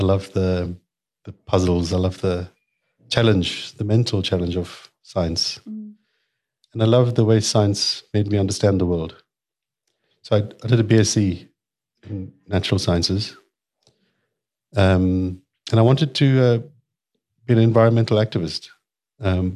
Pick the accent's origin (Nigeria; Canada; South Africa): South Africa; Durban, KwaZulu-Natal; I grew up in Mirbank